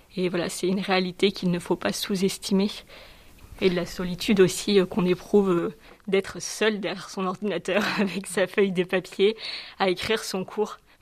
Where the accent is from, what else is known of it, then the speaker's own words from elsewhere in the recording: southern France, France; moved away; Je suis originaire du sud de la France